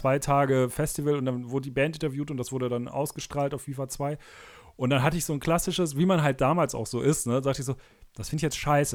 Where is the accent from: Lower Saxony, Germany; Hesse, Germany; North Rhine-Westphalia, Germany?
North Rhine-Westphalia, Germany; Cologne area; ich bin ja aus der Kölner Ecke